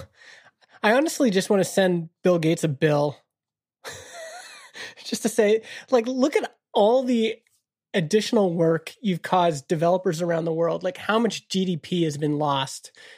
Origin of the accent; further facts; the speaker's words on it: Canada; Canada is an interesting country because we were born without a mission